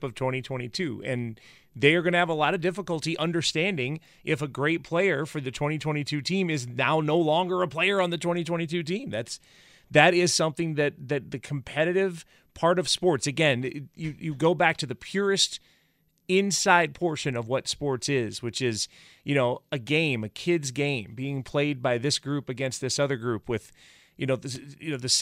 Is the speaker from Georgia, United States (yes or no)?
yes; Conyers, Georgia, United States; moved away; I grew up in Conyers